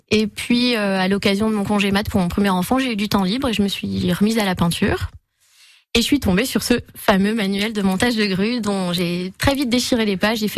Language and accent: French; Villerupt, Grand Est, France; also born or lived in Mont-Saint-Martin; je suis né à Mont-Saint-Martin, mais vraiment, je, mon identité, c'est Villerue.